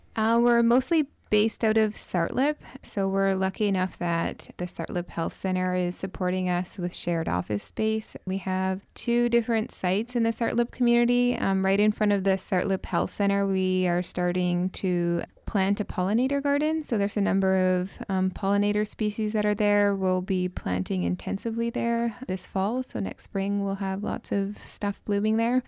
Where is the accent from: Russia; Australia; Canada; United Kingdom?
Canada; Tsartlip, British Columbia; we started as a team of two youth from Sarlip, myself, I'm also from Sarlip